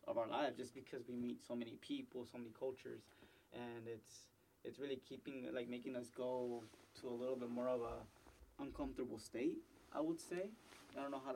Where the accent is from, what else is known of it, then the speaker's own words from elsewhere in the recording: Dallas, Texas, United States; moved away as an adult; we're from Pleasant Grove